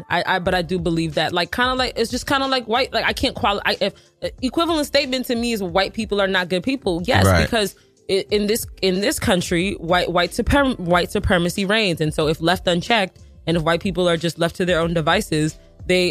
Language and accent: English; Nigeria; I am Nigerian